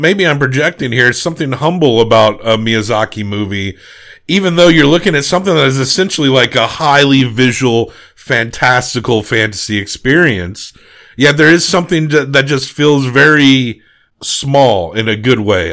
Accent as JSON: {"language": "English", "country": "United States", "said": "we're American"}